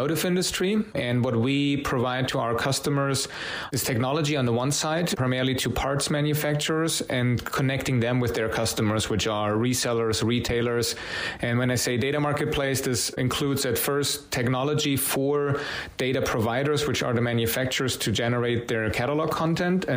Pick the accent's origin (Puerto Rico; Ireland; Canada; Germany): Germany; Munich, Bavaria; moved away; I'm originally from Munich, Germany